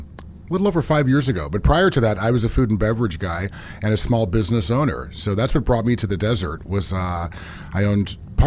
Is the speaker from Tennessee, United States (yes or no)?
no; Sonoma County, California, United States; moved away as an adult; also born or lived in Davis, California / Los Angeles; now in Coachella Valley, United States; I was born and raised in born in Davis, Sacramento area, but quickly moved to Sonoma County where I was... beautiful. Lived. Yeah, lived there really my whole... life as far as school is concerned, and then 18 moved to LA, moved back shortly to Sonoma County